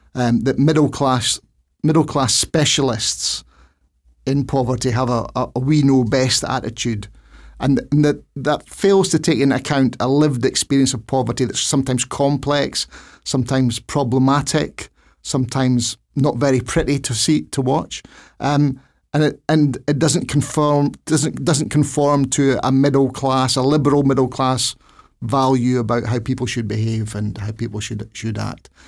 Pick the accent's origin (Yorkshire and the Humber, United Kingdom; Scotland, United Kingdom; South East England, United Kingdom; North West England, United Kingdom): Scotland, United Kingdom; Dundee; I was raised in Dundee in a, a, a, a, a, a two-room tenement with no toilet and no bath and no shower